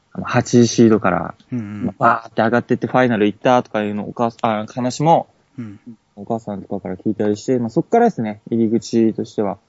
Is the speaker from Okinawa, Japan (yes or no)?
yes; Okinawa, Japan; accent: Okinawan dialect; 沖縄出身です